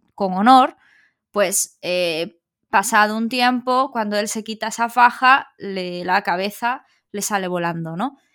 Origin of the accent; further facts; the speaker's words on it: Galicia, Spain; somos gallegos